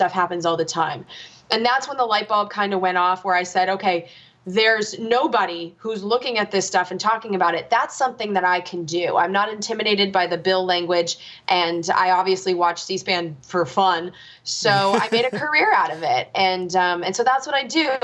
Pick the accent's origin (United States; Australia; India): United States; as an American